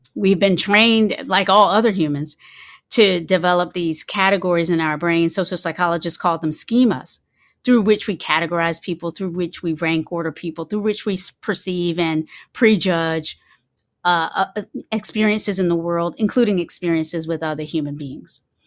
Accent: Kinston, North Carolina, United States; I grew up in, um, in the South. I grew up in, I was born in Kinston, North Carolina, and the particular community that I was raised

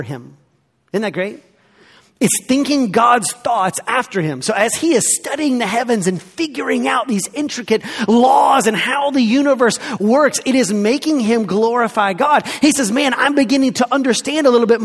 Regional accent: the South, United States; I grew up here in the South.

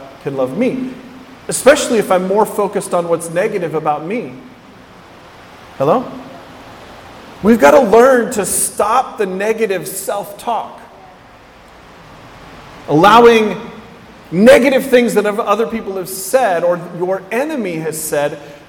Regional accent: West Coast, United States; I grew up on the West Coast.

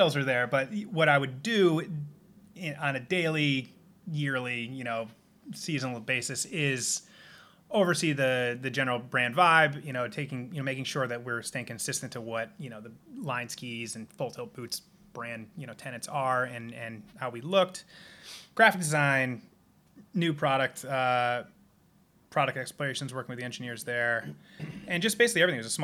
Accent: Simsbury, Connecticut, United States; now in Seattle, United States; I'm from the East Coast, Connecticut. Originally, we're sitting here in my house in Seattle, Washington

